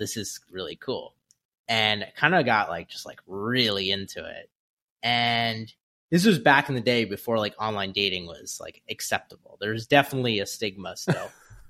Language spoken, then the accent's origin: English; New York, United States; I grew up in Westchester, New York. Went to college at Syracuse University.